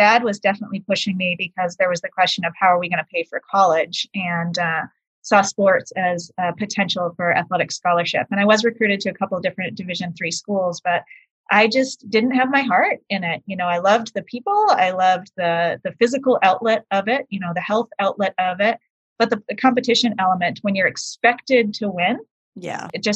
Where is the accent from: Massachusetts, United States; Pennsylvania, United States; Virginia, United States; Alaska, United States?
Massachusetts, United States; Boston; moved away; also born or lived in Maine; we moved from Boston to Maine